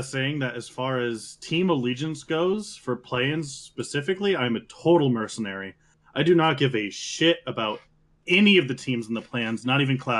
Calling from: New Mexico, United States; Most recently of New Mexico.

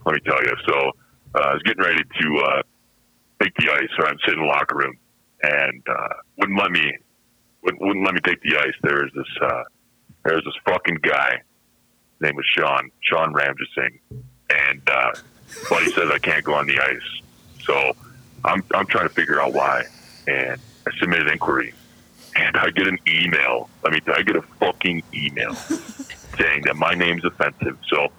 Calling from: Bermuda; Right now I'm in Bermuda.

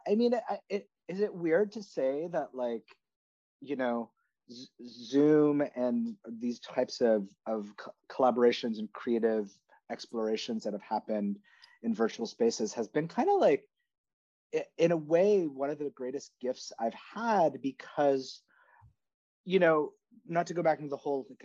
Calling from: New York City, New York, United States; I'm at home in New York City and Hamilton Heights

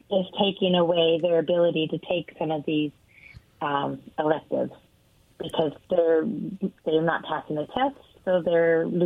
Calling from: Richland, Washington, United States; Hi, guys. … from Richland.

